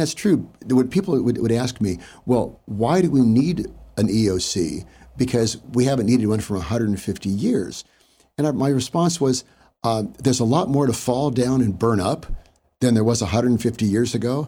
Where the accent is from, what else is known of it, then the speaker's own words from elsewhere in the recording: Hayward, California, United States; I grew up in Hayward, uh, born and raised